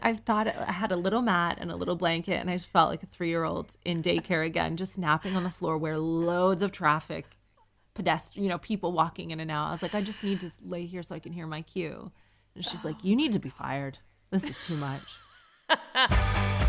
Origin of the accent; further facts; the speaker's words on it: Canada; now in United Kingdom; I'm Canadian and I'm a single mom